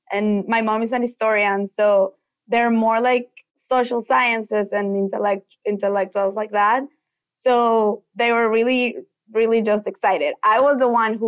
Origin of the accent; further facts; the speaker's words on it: Michoacán, Mexico; now in Brooklyn, United States; I'm Mexican. I was born in Michoacán in Mexico, the south of Mexico.